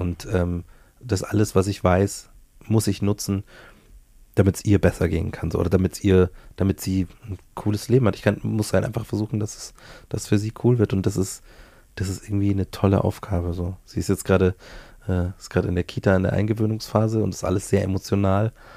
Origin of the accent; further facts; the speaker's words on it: Bavaria, Germany; accent: Bavarian; also born or lived in Hamburg; now in Munich, Germany; Ich habe den Dialekt ja von meiner Mutter. So, meine Mom ist äh, ähm, die, die das Bayerische in mich installiert hat